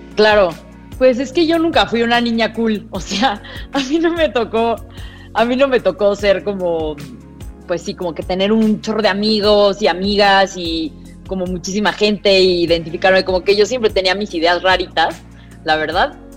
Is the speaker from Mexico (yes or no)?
yes; Mexico City, Mexico; accent: fresa; toda mi vida fui al francés del Pedregal